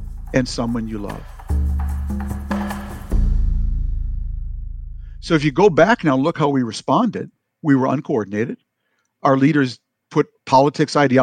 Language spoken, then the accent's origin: English; Minnesota, United States; I am from Minnesota